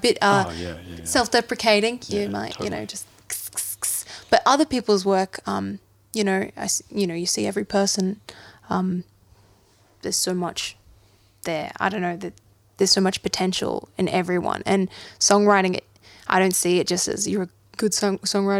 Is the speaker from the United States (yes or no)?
no; Australia; we're Australian